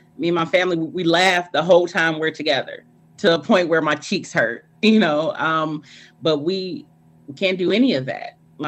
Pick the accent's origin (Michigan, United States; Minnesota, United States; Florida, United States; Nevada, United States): Michigan, United States; Romulus; I'm 41. I'm from Romulus.